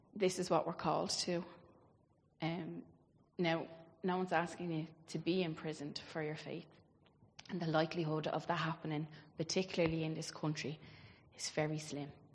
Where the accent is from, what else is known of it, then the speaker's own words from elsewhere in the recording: Ireland; I grew up obviously in Catholic Ireland